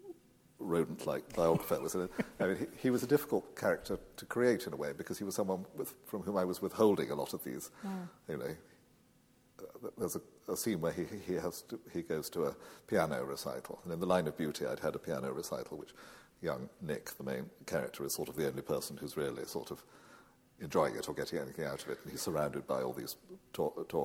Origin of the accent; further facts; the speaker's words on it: England, United Kingdom; I do feel profoundly attached to my native land